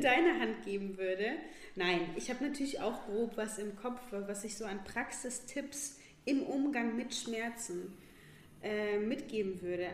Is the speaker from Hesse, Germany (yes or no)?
yes; Northern Hesse, Germany; moved away; als junge Athletin äh, noch in meiner Heimatstadt in Nordhessen